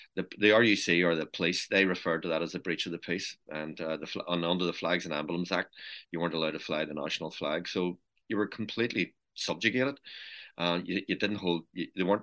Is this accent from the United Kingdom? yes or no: yes; Belfast, Northern Ireland, United Kingdom; We lived over in it was an area called Ballymacarrett in East Belfast, and sometimes known as St Matthews. That's where I was born, 4 Khartoum Street.